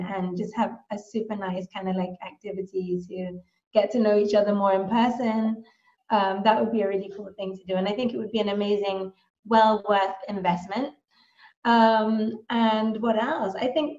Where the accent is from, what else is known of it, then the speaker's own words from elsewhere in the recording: Philippines; also born or lived in United Kingdom; So I am from the Philippines. I was born in the Philippines. My parents are Filipino and British.